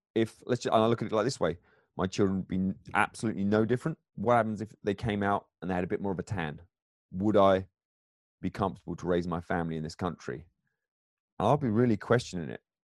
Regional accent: England, United Kingdom; accent: English; now in United States; I'm I'm an immigrant here, but my background in England

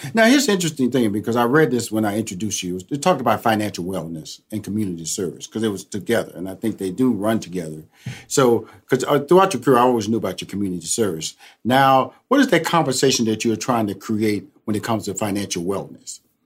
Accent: Houston, Texas, United States; I'm originally from Houston, Texas

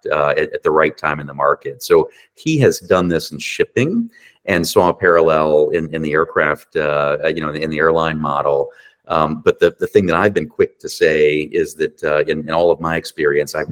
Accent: Virginia Beach, Virginia, United States; moved away as an adult; also born or lived in Calgary, Canada; Virginia Beach, which is my hometown

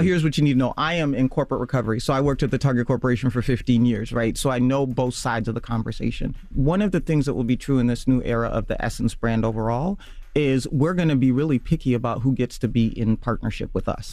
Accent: Nairobi, Kenya; also born or lived in Kisumu, Kenya / Minnesota, United States; now in United States; so I was born in Kisumu but I lived in Nairobi

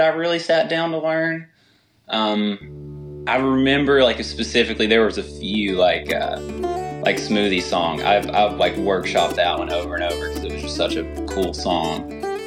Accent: Galax, Virginia, United States; I actually grew up in, uh, Galax, Virginia

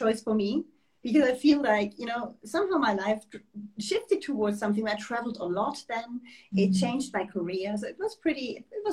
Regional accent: Germany; moved away as an adult; also born or lived in Switzerland; now in France; I'm German. And I grew up in Germany, did my studies for the main part in Germany

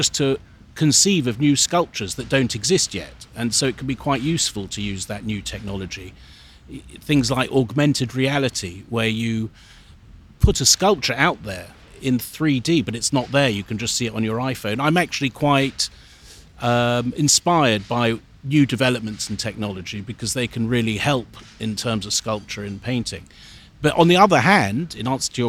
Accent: London, United Kingdom; I was born in Hampstead in London

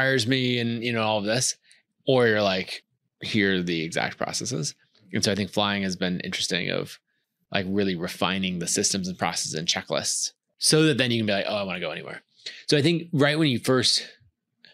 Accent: Idaho, United States; So I grew up in Idaho

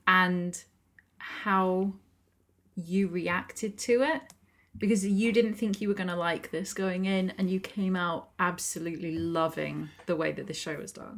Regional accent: United Kingdom; we're British

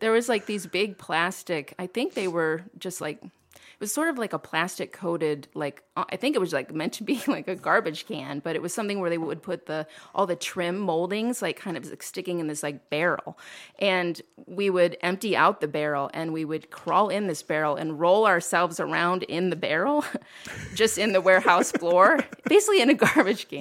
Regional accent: Toledo, Ohio, United States; I was born in Toledo, grew up in, uh, um, Old Orchard neighborhood

